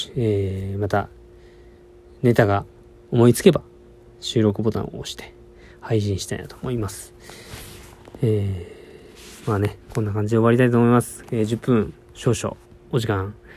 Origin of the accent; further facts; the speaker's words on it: Fukuoka, Japan; moved away as an adult; also born or lived in Kagoshima; 僕の実家は福岡にあるんですけども